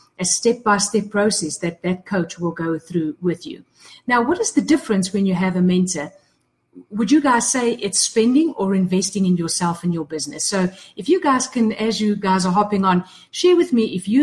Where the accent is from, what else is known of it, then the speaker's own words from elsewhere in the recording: South Africa; I'm from South Africa